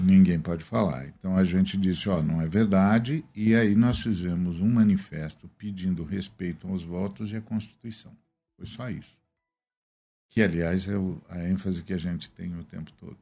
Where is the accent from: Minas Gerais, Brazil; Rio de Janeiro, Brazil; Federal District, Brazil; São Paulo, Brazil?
São Paulo, Brazil; Guarulhos; moved away as an adult; Guarulhos é a cidade onde eu cresci. meu ah, pai ah, chegou em Guarulhos eu tinha seis anos e só saí de lá com 25.